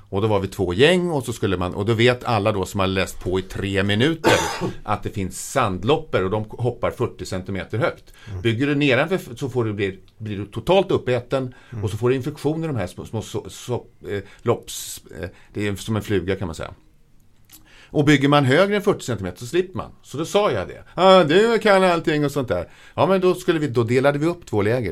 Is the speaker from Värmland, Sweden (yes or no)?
no; Södertälje, Stockholm County, Sweden; jag är född eh, i Stockholm men eh, min barndom från två års ålder så bodde jag i Södertälje. Jag har vuxit upp i Södertälje.